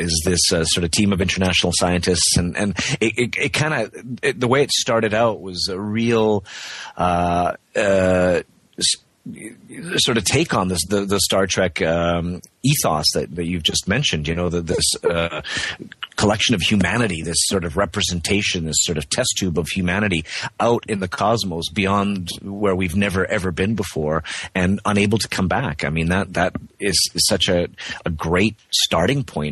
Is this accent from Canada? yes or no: yes; Canada; also born or lived in Prague, Czech Republic; I am Czech. I was born in Prague. I speak Czech at home here with my family. But because I grew up on the West Coast, I don't have the accent native to me